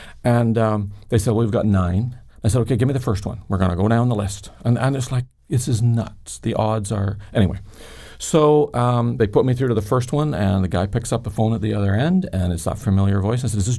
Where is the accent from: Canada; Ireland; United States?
Ireland; Growing up in Ireland, I had seen lots of fear and violence, shootings and bombings, etc.